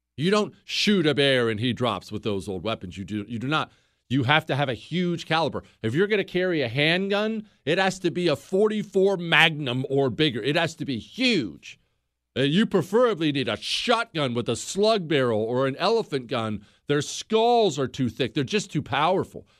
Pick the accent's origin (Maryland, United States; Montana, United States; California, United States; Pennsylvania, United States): Montana, United States; Bozeman; moved away as an adult; I grew up in Bozeman, Montana. We moved to Bozeman when I was ten years old. I graduated high school from there.